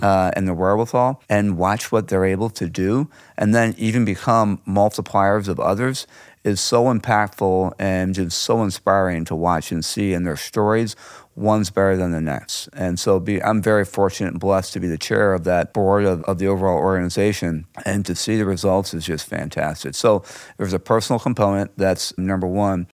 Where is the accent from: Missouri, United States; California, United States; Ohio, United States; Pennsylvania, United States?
Missouri, United States; St. Louis; I was born and raised here in Saint Louis